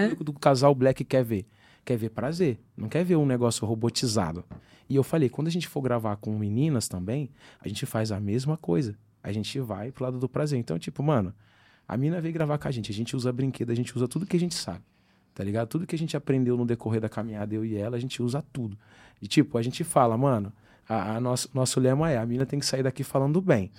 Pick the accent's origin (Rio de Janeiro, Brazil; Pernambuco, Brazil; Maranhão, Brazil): Rio de Janeiro, Brazil; Angra dos Reis; moved away; em Angra que como eu sou nascido e criado lá